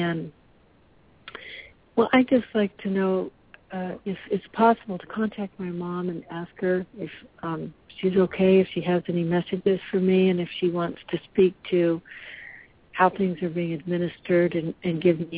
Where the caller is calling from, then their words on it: Central Coast of California, United States; I'm calling from the Central Coast of California.